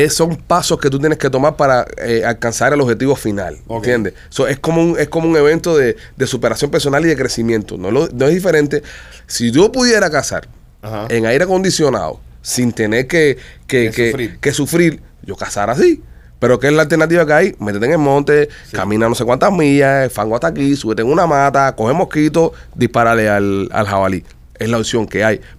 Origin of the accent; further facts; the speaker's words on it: Cuba; moved away; Cuando me fui de Cuba, en el año 2000, eh, la pizza valía 5 pesos.